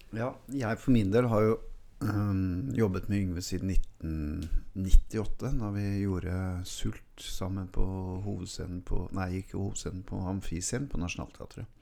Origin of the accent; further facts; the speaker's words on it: Oslo, Norway; also born or lived in St. Hanshaugen, Oslo; der jeg vokste opp i Melsersgata